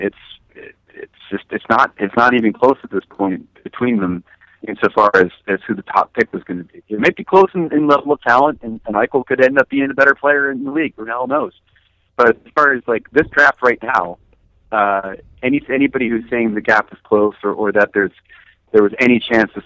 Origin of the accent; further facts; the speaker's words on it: New Jersey, United States; I'm from New Jersey